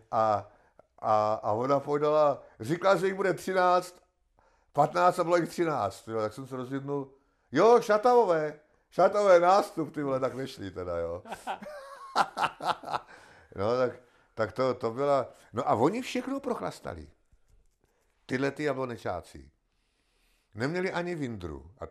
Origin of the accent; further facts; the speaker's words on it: Czechia; koukejte se, my jsme Sice Češi, ale k ním nepatříme.